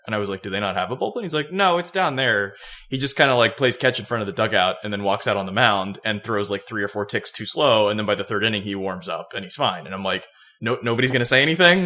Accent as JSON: {"language": "English", "region": "Florida", "country": "United States", "tie": "born or raised there", "moved": "yes", "lives_now": "Georgia, United States", "said": "growing up in Florida"}